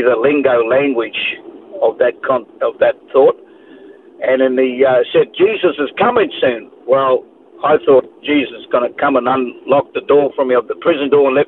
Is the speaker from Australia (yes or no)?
yes; Sydney, New South Wales, Australia; also born or lived in Taree / Kempsey; now in Gold Coast, Australia; I was born in Parramatta in New South Wales, Sydney. And most of my quarter life was actually raised up in that area in Mascot, in Botany Bay there.